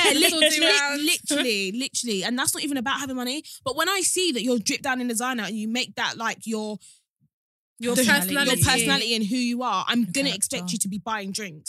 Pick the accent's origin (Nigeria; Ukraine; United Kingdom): Nigeria; is that just a Nigerian thing? Because we're both Nigerian and I've never done that.